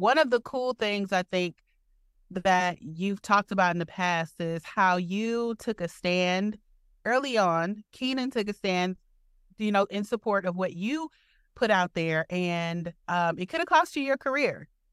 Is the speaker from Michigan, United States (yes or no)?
yes; Detroit, Michigan, United States; now in Milwaukee, United States; I'm originally from Detroit.